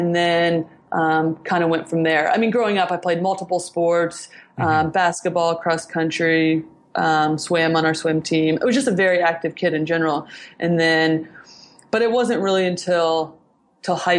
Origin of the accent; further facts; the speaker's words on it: Indiana, United States; I'm from Indiana, which is definitely not a soccer hotbed